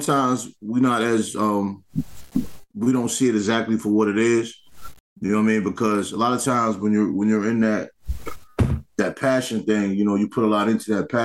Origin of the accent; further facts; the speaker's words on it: New York City, New York, United States; moved away; also born or lived in Washington, D.C.; even growing up in New York